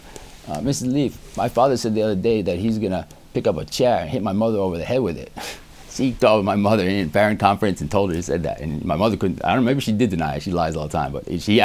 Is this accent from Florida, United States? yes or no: no; New York City, New York, United States; I lived in Howard Beach, Queens